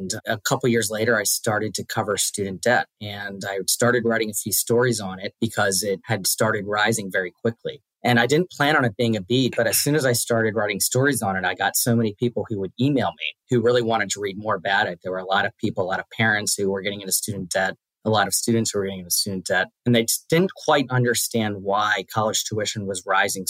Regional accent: Washington, District of Columbia, United States; I grew up in Washington, D.C., or just outside of D.C., raised by my mom

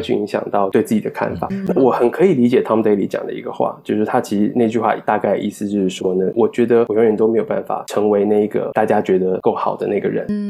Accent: Taiwan; now in Toronto, Canada; 就跟我作为一个台湾人

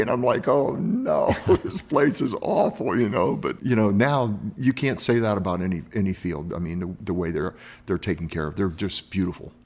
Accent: Miami, Florida, United States; moved away; I grew up in Miami, and I keep moving north

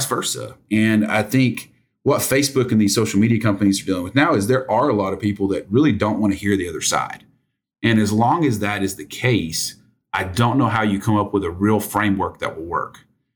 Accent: United States; I grew up in Sevier County when it used to be more farms

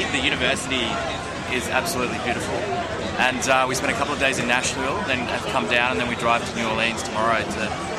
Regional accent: Australia; So we're from Australia, and we'd heard about the game

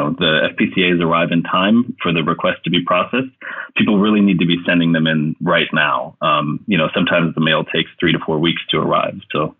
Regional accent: Germany; now in Sweden; And that's something that I didn't experience growing up in Germany in the same way.

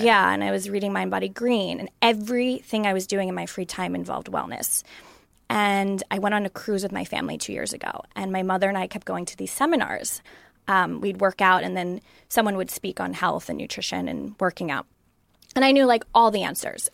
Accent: Long Island, New York, United States; moved away; I grew up in New York, um, in Long Island, and I grew up on pizza, pasta, and bagels

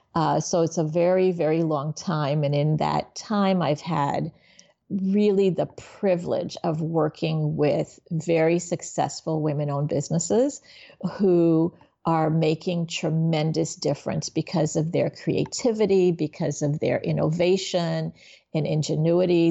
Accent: Miami, Florida, United States; also born or lived in Haiti / New York; then we moved to Miami and I grew up in in Miami.

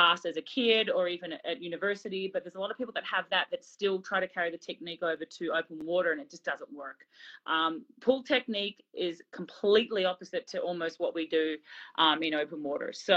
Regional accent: Australia; I'm Aussie

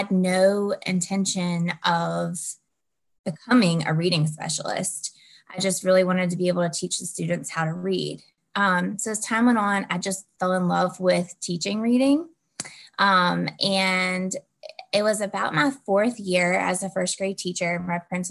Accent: Southwest Virginia, United States; I'm from Southwest Virginia.

